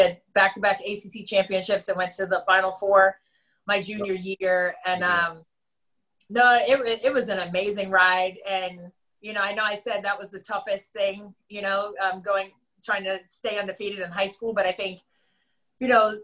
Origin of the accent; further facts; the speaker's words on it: Reston, Virginia, United States; I'm from Reston